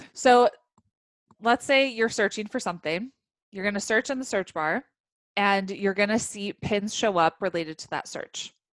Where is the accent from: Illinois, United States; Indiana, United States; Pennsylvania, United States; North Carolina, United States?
Illinois, United States; Chicago; moved away as an adult; also born or lived in Africa; I grew up in the Chicagoland area, moved to Africa when uh, I was in college